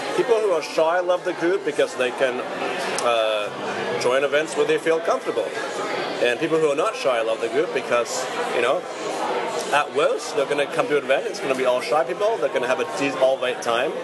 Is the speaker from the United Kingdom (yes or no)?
yes; United Kingdom; now in Vancouver, Canada; as a British person